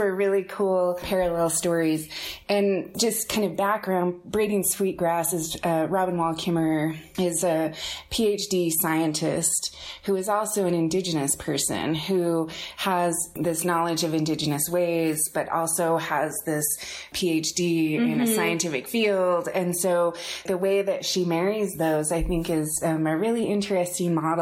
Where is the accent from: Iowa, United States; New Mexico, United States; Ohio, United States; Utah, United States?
Utah, United States; Salt Lake City; also born or lived in Murray, Utah; I grew up here in Salt Lake